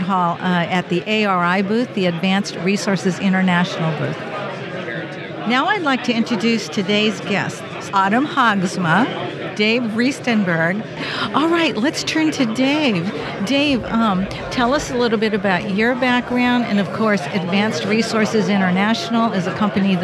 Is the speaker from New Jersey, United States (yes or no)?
no; California, United States; I'm from California.